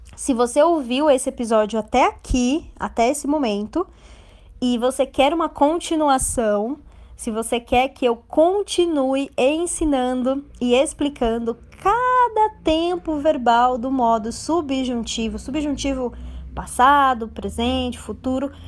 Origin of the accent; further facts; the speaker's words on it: Brazil; Eu tenho certeza que eu sou brasileira, é um fato, e eu amo o Brasil, é uma verdade